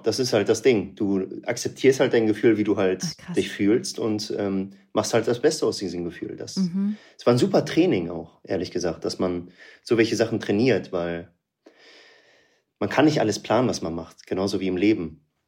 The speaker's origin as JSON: {"language": "German", "town": "Münster", "region": "North Rhine-Westphalia", "country": "Germany", "tie": "born or raised there", "said": "Aus NRW, Münster. Ah. Da bin ich aufgewachsen."}